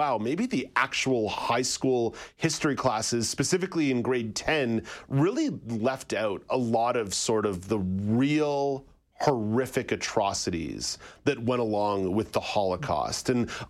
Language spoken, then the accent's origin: English; Montreal, Quebec, Canada; remember that I am from English Montreal.